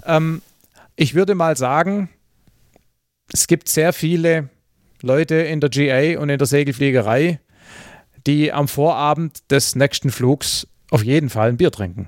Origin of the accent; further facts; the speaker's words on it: Southern Germany, Germany; wie es bei uns im Süden heißt